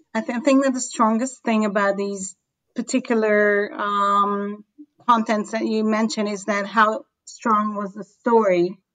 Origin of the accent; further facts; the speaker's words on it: Israel; growing up in Israel, kind of during the 80s and 90s